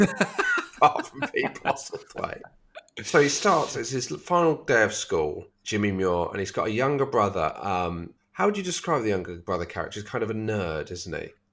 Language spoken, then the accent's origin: English; London, United Kingdom